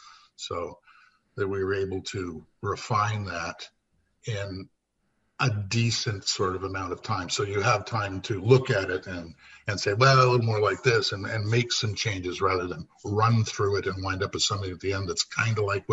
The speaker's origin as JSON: {"language": "English", "town": "Windsor", "region": "Ontario", "country": "Canada", "also_born_or_lived": "Winnipeg", "said": "And I'm from Windsor, Ontario, originally."}